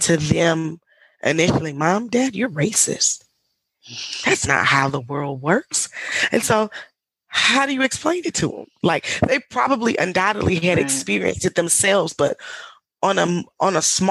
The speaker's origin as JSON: {"language": "English", "region": "Mississippi", "country": "United States", "tie": "born or raised there", "also_born_or_lived": "England", "moved": "as an adult", "said": "I was born and raised in a small town in Mississippi"}